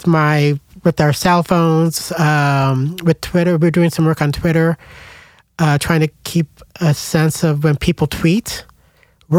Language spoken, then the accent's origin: English; Scottsbluff, Nebraska, United States; also born or lived in Denver, Colorado; I'm originally from, well, I was born in Denver, Colorado, but okay. I grew up in Nebraska in Scotts Bluff, which is on the western side near Wyoming